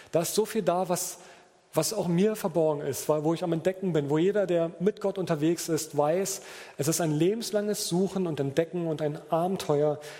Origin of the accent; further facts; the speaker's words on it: Berlin, Germany; ich komme ja aus Berliner, ich glaube, hier sagt man schleckig, ne?